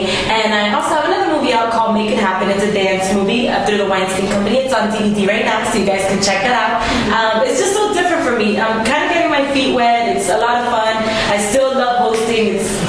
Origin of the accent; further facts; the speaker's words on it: New York, United States; accent: Spanish; growing up in New York